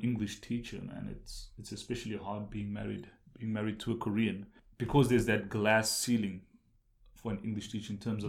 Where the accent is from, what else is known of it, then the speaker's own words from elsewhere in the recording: South Africa; moved away; So yeah, especially growing up in South Africa. And as I told you, growing up in a poor community